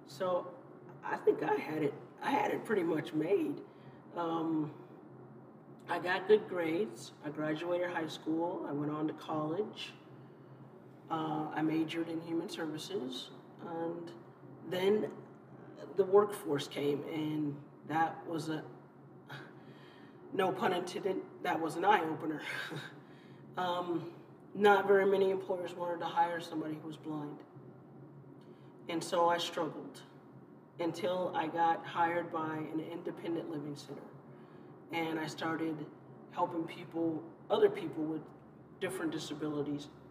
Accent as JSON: {"language": "English", "region": "California", "country": "United States", "tie": "born or raised there", "also_born_or_lived": "Chicago, Illinois", "said": "when I moved to California as a child growing up, it was the best thing to happen to me. I was born in Chicago, Illinois"}